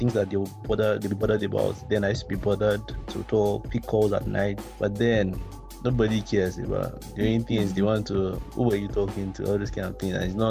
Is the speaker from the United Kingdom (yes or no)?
no; Nigeria; being a Nigerian adult